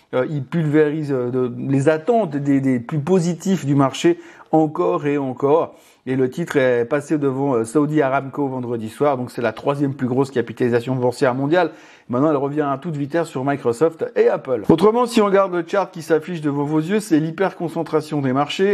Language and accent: French; Switzerland; chez nous en Suisse